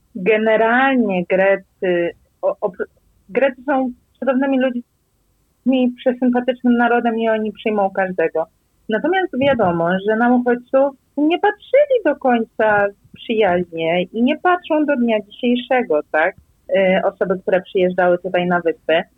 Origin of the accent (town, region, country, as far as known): Poland; also born or lived in Rhodes, Greece; now in Crete, Greece